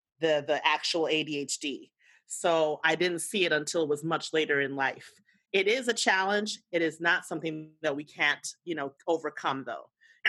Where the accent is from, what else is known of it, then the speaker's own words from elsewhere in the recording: U.S. Virgin Islands; now in United States; My story is a mountain. I'm originally from the Virgin Islands. And those who are not U.S. born understand the code switch.